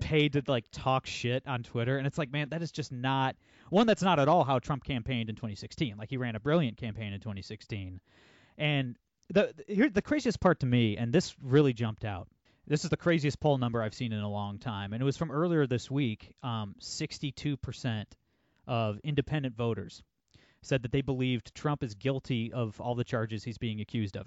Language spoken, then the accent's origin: English; Northwest Ohio, United States; I'm, I'm from Northwest Ohio. I'm from the Rust Belt